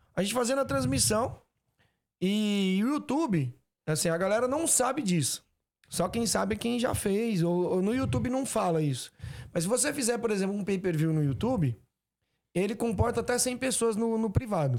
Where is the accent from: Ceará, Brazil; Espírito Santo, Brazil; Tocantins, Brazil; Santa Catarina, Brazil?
Ceará, Brazil; eu sou do Ceará